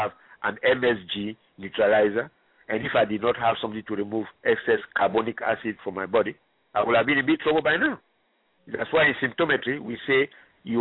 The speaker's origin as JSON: {"language": "English", "country": "Ghana", "moved": "yes", "said": "I am originally from Ghana"}